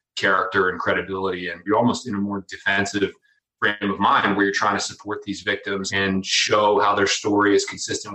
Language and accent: English; Pittsburgh, Pennsylvania, United States; also born or lived in Philadelphia; I grew up in Pittsburgh, Pennsylvania, one of four kids.